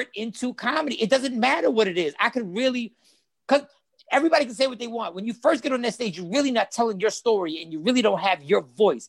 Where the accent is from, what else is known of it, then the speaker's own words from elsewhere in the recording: New York, United States; I was from New York, born in New York.